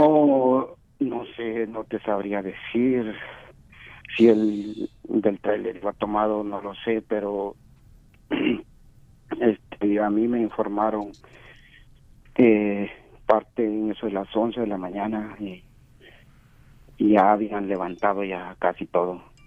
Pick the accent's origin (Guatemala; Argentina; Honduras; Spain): Guatemala; moved away; soy de Guatemala